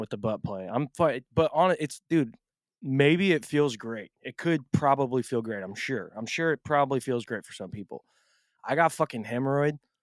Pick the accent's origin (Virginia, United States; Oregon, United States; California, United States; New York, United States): Oregon, United States; Portland; I'm from Portland